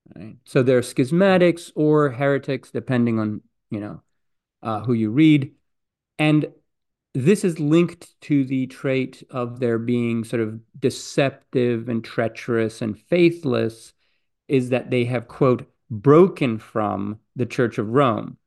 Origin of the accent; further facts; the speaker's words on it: Greece; moved away; I grew up in Greece, and in school